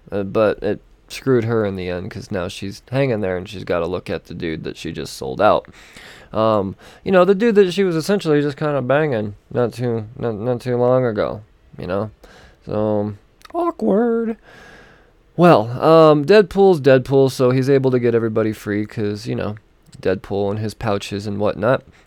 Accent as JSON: {"language": "English", "town": "Denver", "region": "Colorado", "country": "United States", "tie": "born or raised there", "said": "my hometown of Denver"}